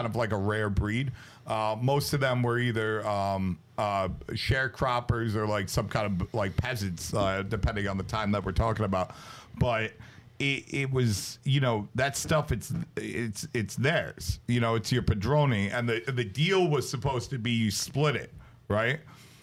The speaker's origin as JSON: {"language": "English", "country": "United States", "tie": "born or raised there", "also_born_or_lived": "Brooklyn, New York / New Jersey", "said": "growing up in Brooklyn and New Jersey"}